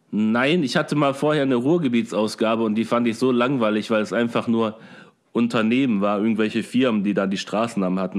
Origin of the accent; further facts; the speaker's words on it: Oberhausen, North Rhine-Westphalia, Germany; bei uns in Oberhausen